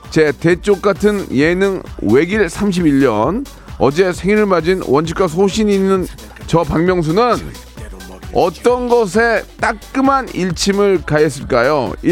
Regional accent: Jeonju, North Jeolla, South Korea; now in Seoul, South Korea; 예, 고향은 전라도입니다. 어디, 어디요? 전라도, 전라북도 전주입니다.

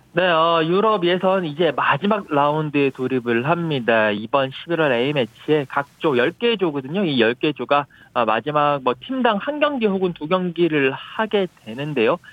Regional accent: South Korea; now in United Kingdom; 제가 한국인 아니겠습니까?

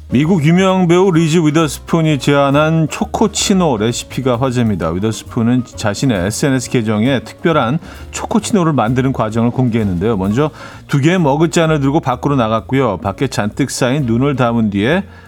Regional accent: Seoul, South Korea; also born or lived in Chungju (parents' origin); 저희 부모님 두 분이 다 충주 분들이라, 어, 저는 뭐 서울에서 태어나긴 했지만 그래서 늘 충청도 사람이라 하고 다니긴 하는데

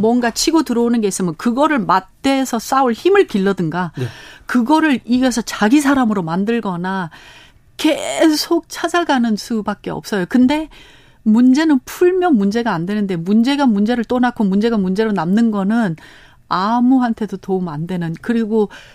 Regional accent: Los Angeles, California, United States; Korean is a second language; moved away as an adult; also born or lived in Korea; now in South Korea; 저희는 캘리포니아 LA에서 태어났습니다

